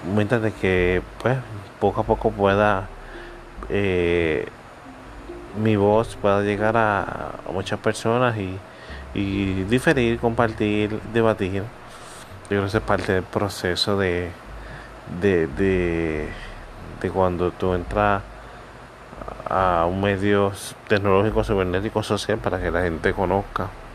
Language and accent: Spanish; Puerto Rico; los que somos puertorriqueños saben que somos besucones